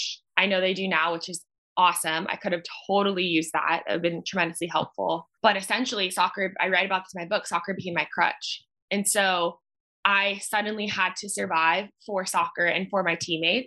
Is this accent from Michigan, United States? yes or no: no; Orange County, California, United States; moved away as an adult; also born or lived in Washington, D.C. / New York; I am born and raised in Orange County, California